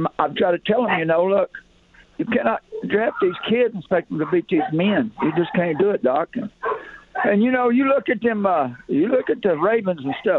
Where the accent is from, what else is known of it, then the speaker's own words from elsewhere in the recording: Chattanooga, Tennessee, United States; now in Oklahoma, United States; I'm from the South, but I've been in Oklahoma for 50 years. I'm from Chattanooga, Tennessee.